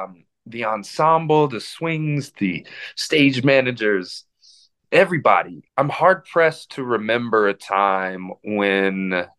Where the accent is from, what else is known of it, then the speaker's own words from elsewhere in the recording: Indianapolis, Indiana, United States; also born or lived in Minnesota; I was born in Minnesota. I was not born in Indianapolis, Indiana.